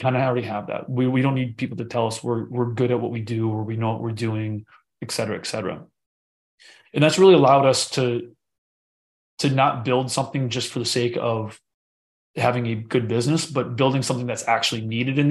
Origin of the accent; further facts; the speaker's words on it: United States; I was born in the United States